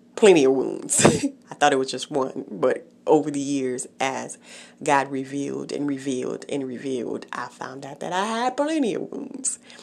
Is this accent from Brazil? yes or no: no; Haiti; moved away; I was born in Haiti, so I remember the neighbors talking about her in the village where I lived